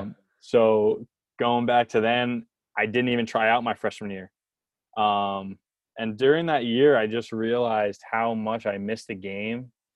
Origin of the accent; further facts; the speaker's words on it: New Jersey, United States; I'm from New Jersey